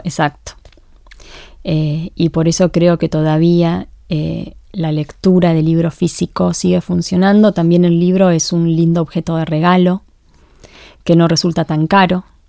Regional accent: Argentina; somos argentinas

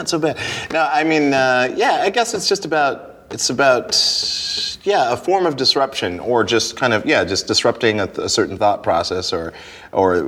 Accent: Montana, United States; when I was a kid, I grew up in Montana

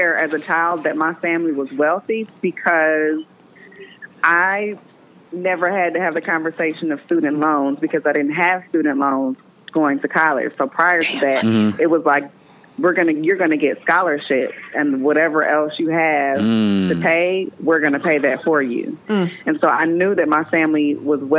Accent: Milwaukee, Wisconsin, United States; also born or lived in Brown Deer, Wisconsin; I grew up in Hillside because that's where New Concept was.

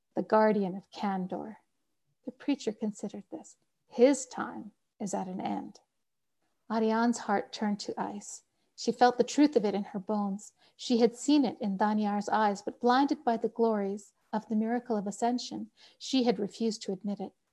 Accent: Canada; moved away as an adult; also born or lived in Pakistan (family); now in Colorado, United States; I'm Canadian

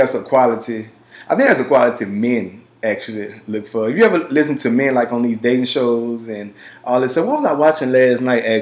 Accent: Houston, Texas, United States; also born or lived in Louisiana / Opelousas, Louisiana; I'm from Houston by way of Louisiana

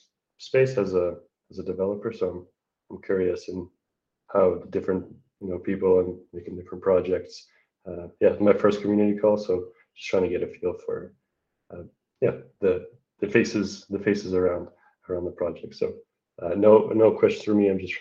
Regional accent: Calgary, Alberta, Canada; I'm from Calgary, Alberta, here in Canada, my snowy city.

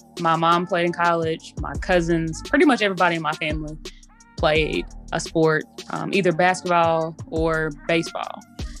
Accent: Jackson, Mississippi, United States; moved away as an adult; I am from Jackson, Mississippi. Proud, born and raised in Jackson, Mississippi.

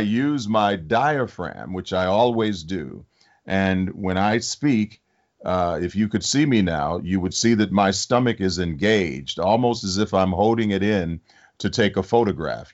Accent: Detroit, Michigan, United States; I grew up in Detroit.

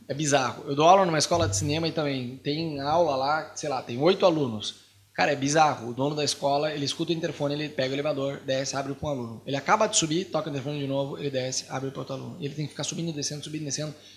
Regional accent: Curitiba, Paraná, Brazil; moved away as an adult; also born or lived in Rio de Janeiro; now in Buenos Aires, Argentina; Eu vim de Curitiba, morei lá 30 anos, depois fui morar no Rio de Janeiro.

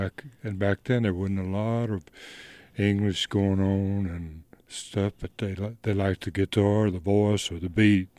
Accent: Goodwill, Louisiana, United States; also born or lived in Texas / Memphis, Tennessee; now in Leiper's Fork, United States; I grew up in, um, it's a little place called Goodwill, Louisiana.

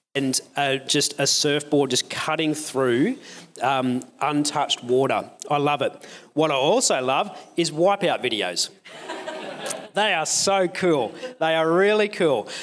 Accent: Newcastle, New South Wales, Australia; I grew up in Newcastle

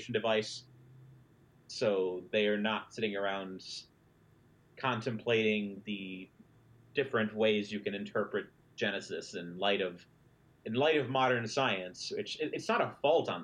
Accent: Midwest, United States; I grew up in the Midwest, where pretty much everyone I knew was religious

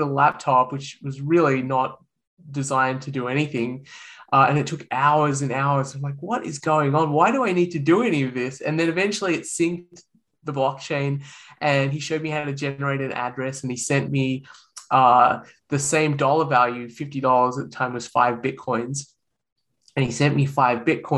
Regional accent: Australia; accent: Australian; moved away as an adult; now in United States; You can probably tell from my accent that I'm Australian. And I was born and raised in Australia

